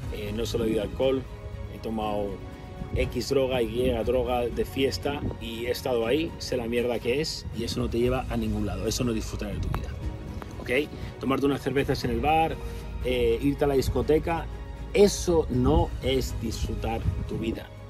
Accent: Community of Madrid, Spain; soy español, nací en España, en Madrid, en un, pequeño municipio del norte de Madrid.

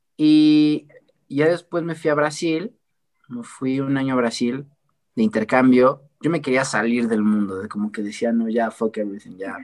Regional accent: Puebla, Mexico; aquí yo soy de Puebla

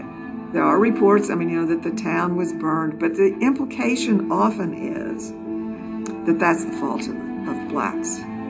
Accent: Apopka, Florida, United States; I grew up in Apopka during the 50s.

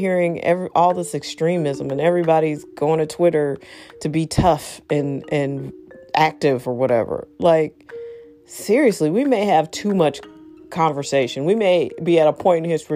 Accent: United States; I'm American

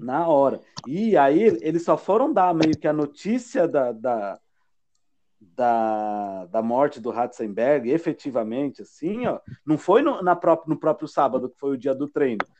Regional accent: Brazil

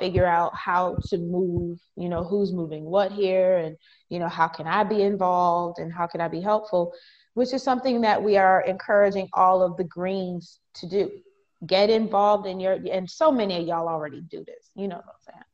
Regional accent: Wisconsin, United States; I am from Wisconsin

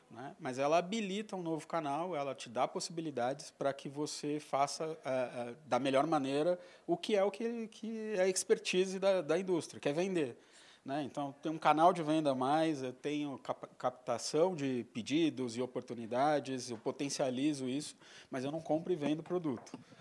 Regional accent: São Paulo, Brazil; Paulistano, nascido em São Paulo, paulistano da gema mesmo, nasci em Pinheiros

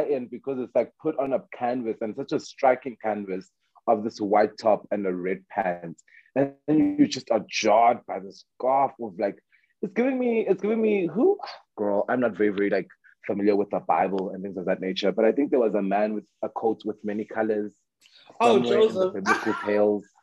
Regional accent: South Africa; I am like I'm proudly South African and I love us and I feel like we deserve the platform.

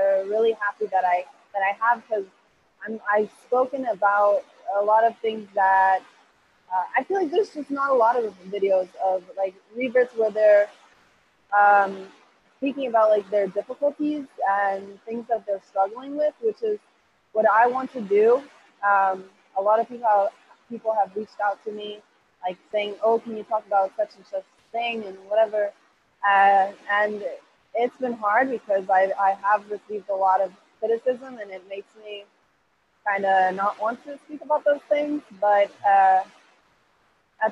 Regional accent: Hillsborough, North Carolina, United States; English is a second language; now in Costa Rica; I'm from Costa Rica. I'm currently living in Costa Rica

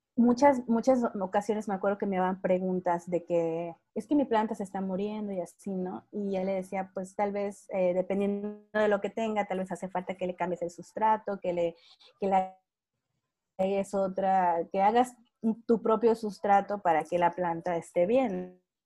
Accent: Mexico; yo soy de México

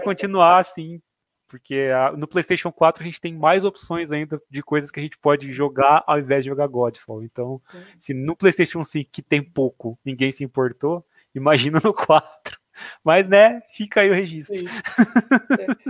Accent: Jaboticabal, São Paulo, Brazil; now in Bauru, Brazil; Eu sou de Jaboticabal, que a gente, né, eu moro em Bauru hoje, mas eu sou de Jaboticabal

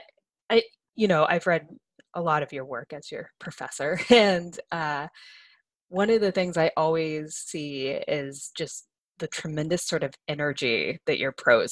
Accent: Ohio, United States; also born or lived in Boston; now in California, United States; I grew up in Ohio

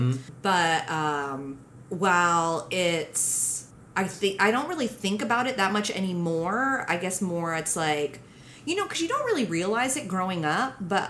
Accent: Philippines; And that's when I knew, I was like, yeah, I'm Filipino as fuck.

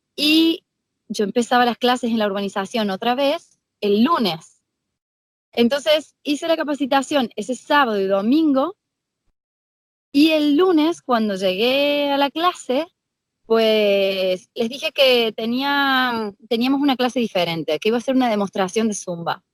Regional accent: Argentina; now in Spain; mis alumnos que saben que soy de Argentina

